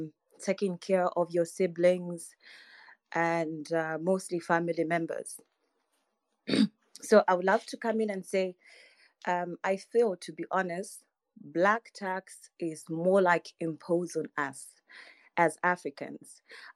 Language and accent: English; Zambia; I'm from Zambia.